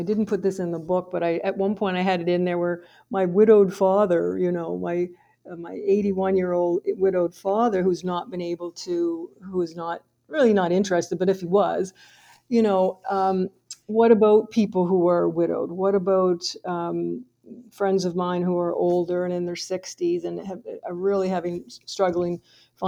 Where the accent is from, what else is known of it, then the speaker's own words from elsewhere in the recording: Fredericton, New Brunswick, Canada; I'm from Fredericton, New Brunswick.